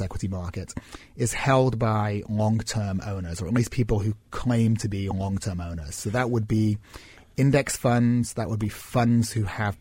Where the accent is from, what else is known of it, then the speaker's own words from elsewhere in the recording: Manchester, North West England, United Kingdom; where I grew up in Manchester